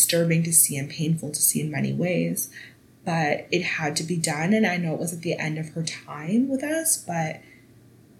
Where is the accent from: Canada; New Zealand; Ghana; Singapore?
Canada; I am Canadian